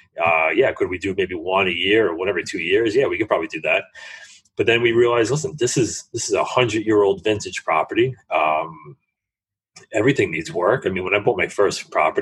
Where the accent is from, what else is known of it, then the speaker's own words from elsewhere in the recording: New York City, New York, United States; I'm from New York City